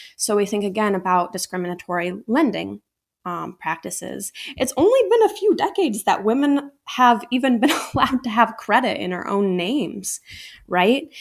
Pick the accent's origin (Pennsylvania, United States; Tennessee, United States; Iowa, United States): Iowa, United States; Ames; also born or lived in Des Moines, Iowa; I grew up in Ames, Iowa